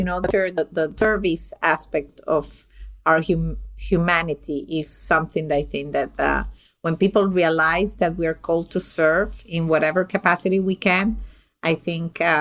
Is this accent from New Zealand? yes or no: no; Venezuela; moved away; I'm originally from Venezuela